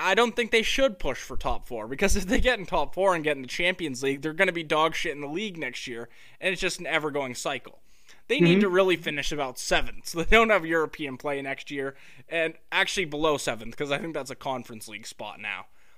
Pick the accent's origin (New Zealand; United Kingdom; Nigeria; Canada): United Kingdom; London; I'm from London, you'd think I would know, you know, what neighborhood Tottenham's in.